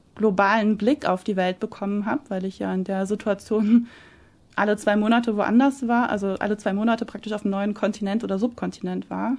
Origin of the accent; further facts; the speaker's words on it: Germany; moved away as an adult; wirke ich doch lieber langfristig in Deutschland